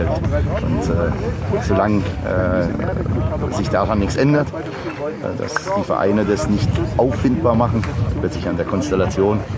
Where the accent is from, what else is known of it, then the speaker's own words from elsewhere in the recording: Berlin, Germany; Ja, auf jeden Fall. Ich bin Berliner. Ich genieße jeden Tag hier und bin dankbar, dass ich äh, bei Hertha spielen kann, bei Hertha spielen darf.